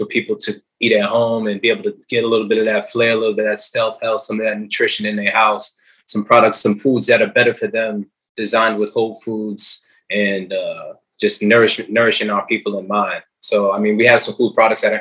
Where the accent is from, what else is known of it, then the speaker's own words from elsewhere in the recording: Hartford, Connecticut, United States; moved away; also born or lived in the Bronx; I was born in Hartford, Connecticut, but I've been adopted by the Bronx in the past, you know, decade or so.